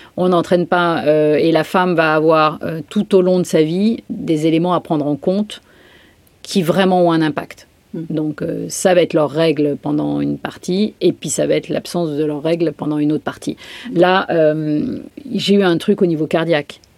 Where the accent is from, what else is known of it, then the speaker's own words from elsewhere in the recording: Brittany, France; je suis bretonne, la totale